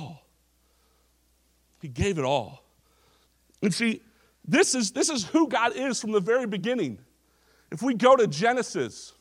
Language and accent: English; Orange County, California, United States; I grew up in Orange County, California.